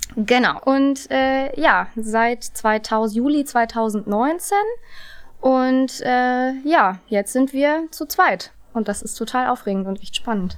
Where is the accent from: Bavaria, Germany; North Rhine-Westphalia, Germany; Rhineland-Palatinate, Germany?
North Rhine-Westphalia, Germany; Duisburg; moved away; also born or lived in Hamburg; ich bin auch gerne in Duisburg groß geworden